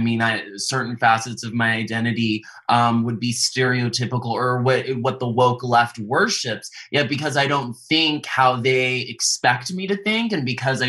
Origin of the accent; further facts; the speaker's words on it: the South, United States; I grew up in the South and I was judged based on my character.